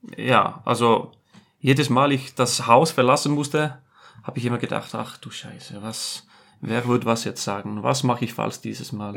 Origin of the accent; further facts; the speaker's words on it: Iceland; German is a second language; moved away as an adult; also born or lived in Germany; ich sage Island